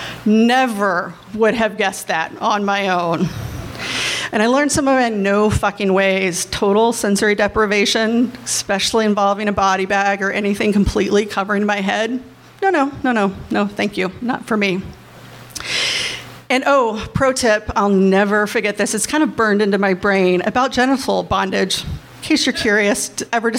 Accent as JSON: {"language": "English", "region": "Kentucky", "country": "United States", "said": "I'm from Kentucky. I went to Catholic schools"}